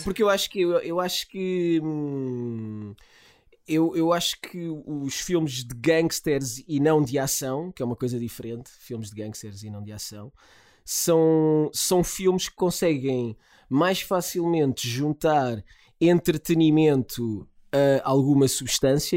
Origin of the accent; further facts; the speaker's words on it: Lisbon, Portugal; sou uma criança da picheleira